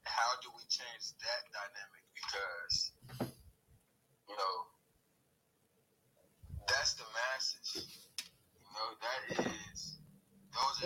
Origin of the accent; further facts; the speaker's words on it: Compton, California, United States; also born or lived in Los Angeles; I grew up throughout LA, you know, Compton is where I grew up.